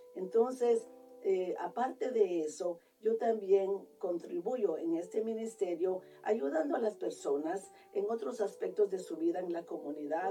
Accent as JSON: {"language": "Spanish", "country": "Guatemala", "moved": "yes", "lives_now": "Columbus, United States", "said": "yo soy de Guatemala"}